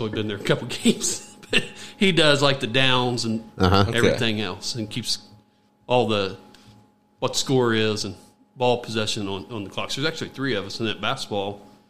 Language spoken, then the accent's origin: English; Gas City, Indiana, United States; moved away as an adult; I am from Gas City. I went to graduated in 1989 from Miss Central High School, left shortly thereafter, thought I'd never come back to Gas City.